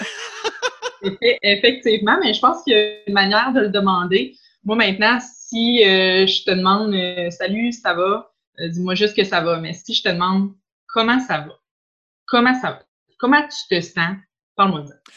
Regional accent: Quebec City, Quebec, Canada; je viens de Charlebourg

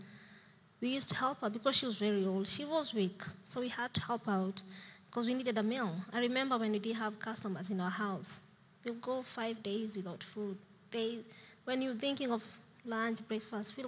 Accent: Nairobi, Kenya; moved away; I was born in a place called Mathare Slums.

